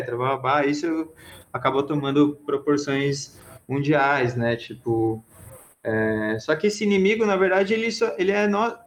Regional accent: Brazil; e a gente se chama de brasileiro

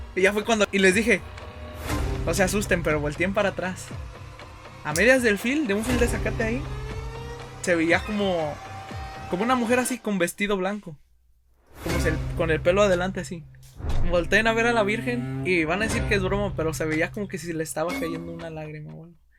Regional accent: Monroe, Oregon, United States; Yo soy de Monroe, Oregon

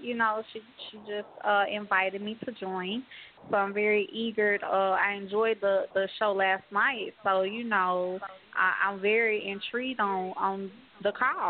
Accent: Georgia, United States; I'm from Georgia, 30 years old.

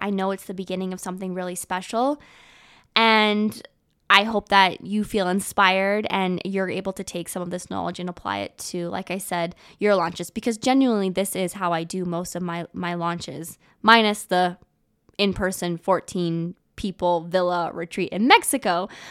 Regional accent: Canada; also born or lived in Vancouver; I am a Canadian girl. I live in Canada

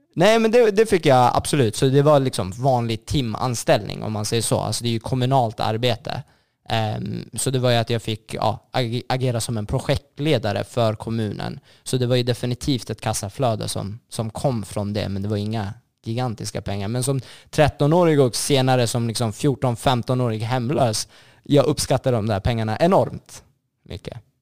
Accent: Sollentuna, Stockholm County, Sweden; jag är uppvuxen i Sollentuna, eh, mer, mer specifikt Malvägen

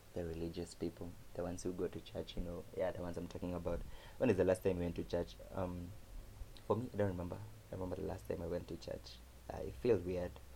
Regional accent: Kamba, Ukambani, Kenya; accent: Kamba; my Kamba accent

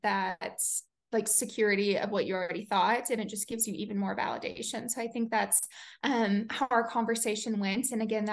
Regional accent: United States; now in Colorado, United States; obviously I grew up in the Smoky Mountains.

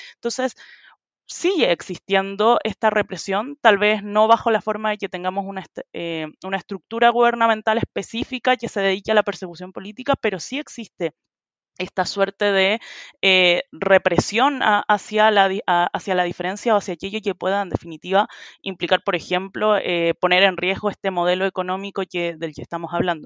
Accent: Chile; soy de Chile, de la organización 1.5

